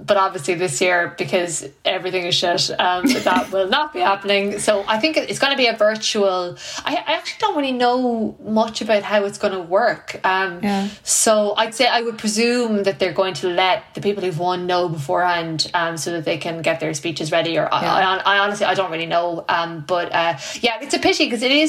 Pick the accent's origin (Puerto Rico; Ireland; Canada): Ireland; my sense of myself as an Irish person